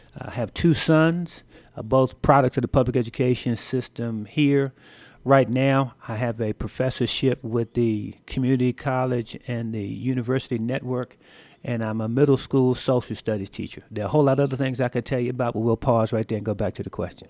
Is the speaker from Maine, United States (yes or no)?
no; Washington, District of Columbia, United States; moved away as an adult; Washington, D C is my hometown. That's where I grew up, the nation's capital